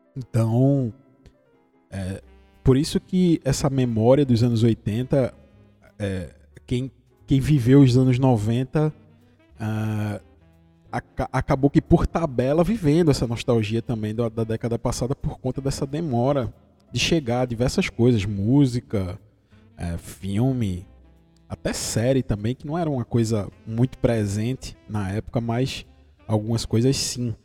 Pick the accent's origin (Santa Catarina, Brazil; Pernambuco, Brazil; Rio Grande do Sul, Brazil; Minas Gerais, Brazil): Pernambuco, Brazil; interior of; eu sou do interior de Pernambuco, pelo sotaque você deve ter percebido